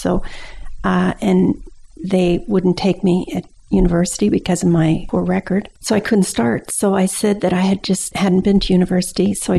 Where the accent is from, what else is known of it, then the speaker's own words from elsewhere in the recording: Windsor, Ontario, Canada; We went, there's all of Essex County, and at the very end is Point Pelee, where there's a provincial park.